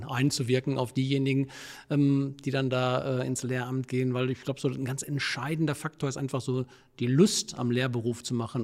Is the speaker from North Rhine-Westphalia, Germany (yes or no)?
yes; Herne, North Rhine-Westphalia, Germany; also born or lived in Wesel; Ich komme aus dem Ruhrgebiet, also ich bin gebürtig in Wanne-Eickel